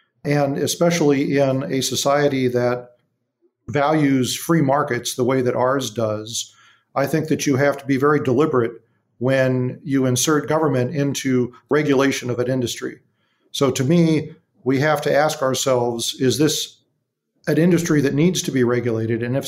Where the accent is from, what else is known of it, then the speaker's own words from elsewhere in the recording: Big Bear Lake, California, United States; my hometown of Big Bear Lake